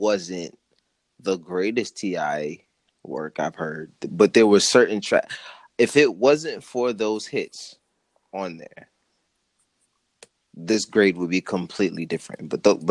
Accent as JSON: {"language": "English", "region": "New York", "country": "United States", "said": "I'm a New Yorker"}